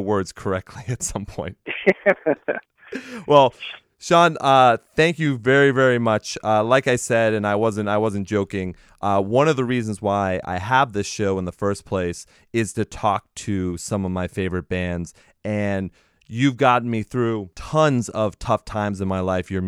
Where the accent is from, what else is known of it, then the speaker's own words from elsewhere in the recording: England, United Kingdom; when I grew up in England